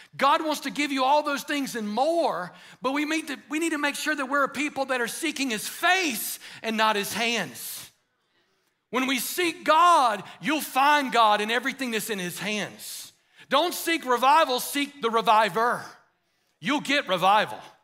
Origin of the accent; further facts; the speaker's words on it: United States; an American